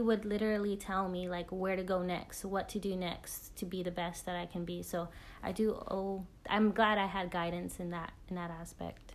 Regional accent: Crystal City, Texas, United States; moved away; also born or lived in Fargo, North Dakota; I'm from a little town called Crystal City, Texas. It's uh, just a town with full population is basically 99% uh, Latino, and that's where I grew up. But I was actually born in Fargo, North Dakota

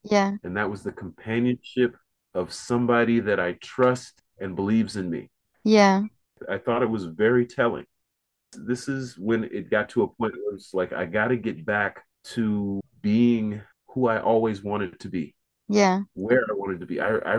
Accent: Fort Bragg, North Carolina, United States; born there; I was born in Fort Bragg, North Carolina.

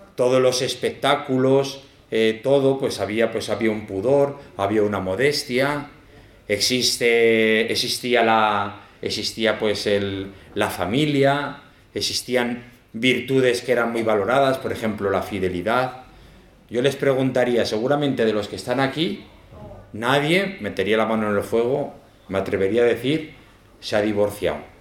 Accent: Zaragoza, Aragon, Spain; moved away; also born or lived in El Salvador; aunque soy de Zaragoza, pero me fui jovencico.

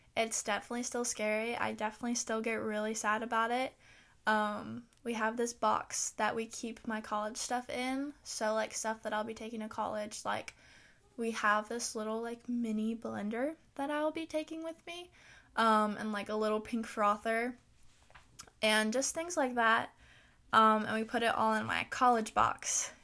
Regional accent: the South, United States; I live in the South

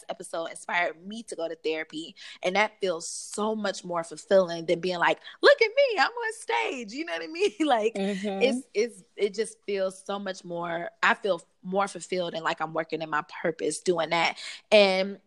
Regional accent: Detroit, Michigan, United States; I grew up on the west side of Detroit

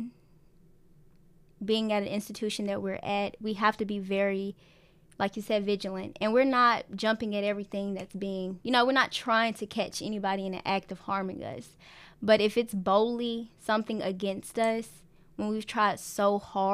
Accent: Huntsville, Alabama, United States; moved away as an adult; now in Bowling Green, United States; I am a freshman, and I'm from Huntsville, Alabama.

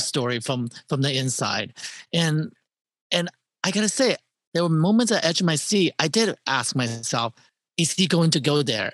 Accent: Terre Haute, Indiana, United States; moved away; I'm from Terry Hill, Indiana

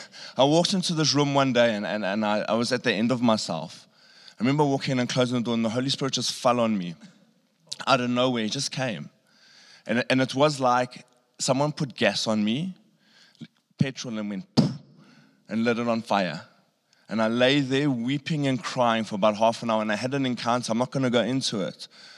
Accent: Pofadder, Northern Cape, South Africa; You know, because I grew up in Pofad, if anyone knows where that is.

